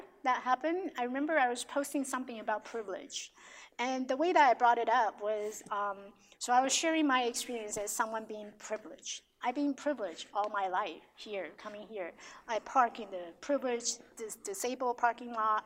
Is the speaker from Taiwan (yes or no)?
yes; Taiwan; now in United States; I have friends who I grew up with in Taiwan